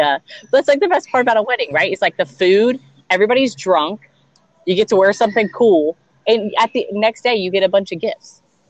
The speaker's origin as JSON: {"language": "English", "region": "Georgia", "country": "United States", "tie": "born or raised there", "said": "I grew up in Georgia in kind of like a rough family."}